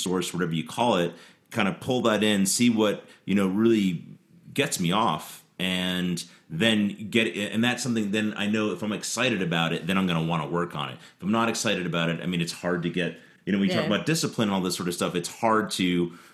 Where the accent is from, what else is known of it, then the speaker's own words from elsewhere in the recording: New York, New Jersey, Philadelphia area, Northeast, United States; moved away; I'm from the Northeast. From the New York, New Jersey, Philly area.